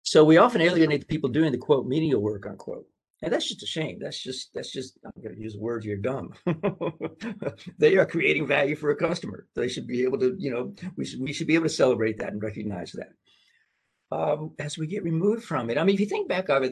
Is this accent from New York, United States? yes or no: no; Tennessee, United States; moved away; I'm from Tennessee.